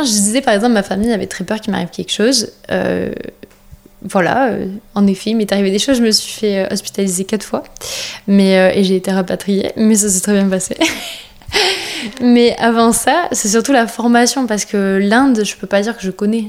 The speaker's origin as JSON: {"language": "French", "country": "France", "said": "on est français"}